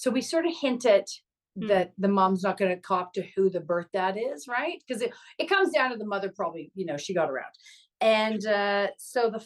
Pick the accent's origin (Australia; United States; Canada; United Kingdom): Canada